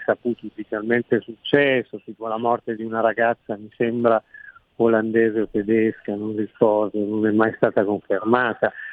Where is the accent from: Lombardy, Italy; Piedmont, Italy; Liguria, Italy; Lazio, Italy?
Liguria, Italy; Genoa; io sono genovese, quindi la città la conosco